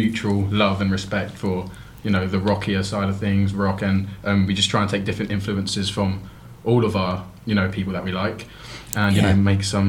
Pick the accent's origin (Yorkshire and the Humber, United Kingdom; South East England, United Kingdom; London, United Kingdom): South East England, United Kingdom; Milton Keynes; But I'm from Milton Keynes, MK Army.